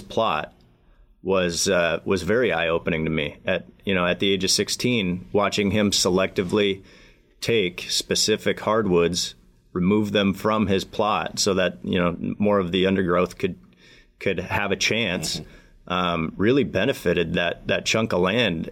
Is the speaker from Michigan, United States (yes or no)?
yes; Michigan, United States; my home state of Michigan